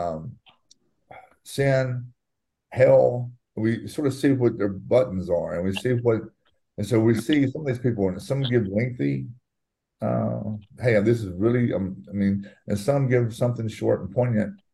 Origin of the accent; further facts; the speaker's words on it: Mississippi, United States; moved away as an adult; now in New Orleans, United States; I grew up in Mississippi